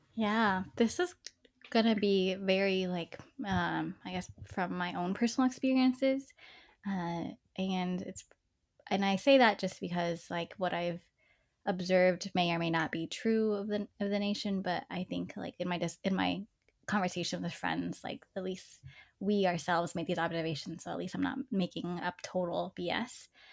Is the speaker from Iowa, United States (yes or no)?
no; Dallas, Texas, United States; I grew up in East Dallas